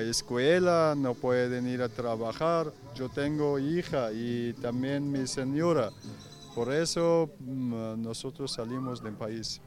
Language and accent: Spanish; Afghanistan; Spanish is a second language; moved away as an adult